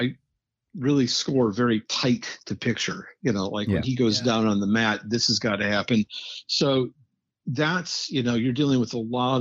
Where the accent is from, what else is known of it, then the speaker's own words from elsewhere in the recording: Midwest, United States; I was fortunate enough to grow up in the Midwest